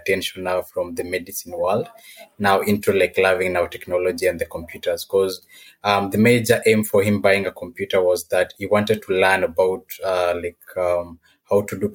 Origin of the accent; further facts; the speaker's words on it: Nairobi, Kenya; now in Mombasa, Kenya; I'm from Nairobi, Kenya